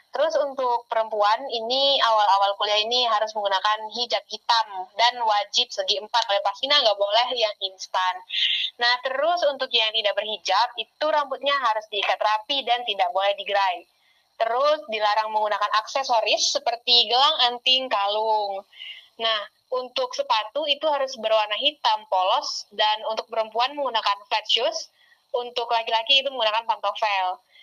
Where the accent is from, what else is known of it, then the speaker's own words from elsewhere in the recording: Riau, Indonesia; moved away as an adult; now in Jambi, Indonesia; aku juga, eh, dari Provinsi Riau